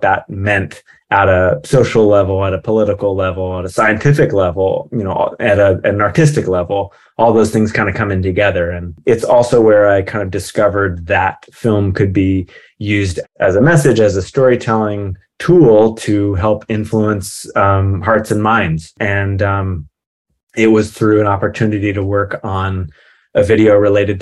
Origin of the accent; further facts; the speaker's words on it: Mendocino, California, United States; moved away as an adult; also born or lived in Orange County / Los Angeles; growing up in Mendocino and the surroundings